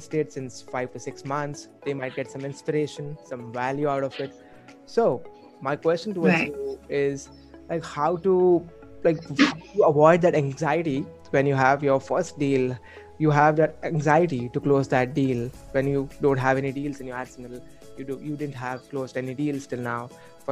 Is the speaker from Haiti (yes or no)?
no; Mumbai, Maharashtra, India; I'm from India, Mumbai